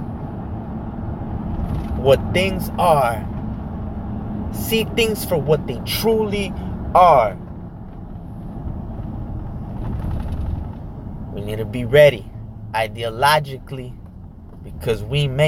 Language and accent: English; United States; as an American citizen